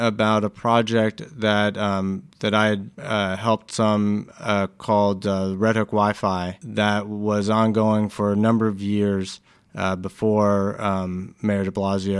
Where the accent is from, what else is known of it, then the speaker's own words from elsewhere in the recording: New York City, New York, United States; I'm a New Yorker. It's where I grew up.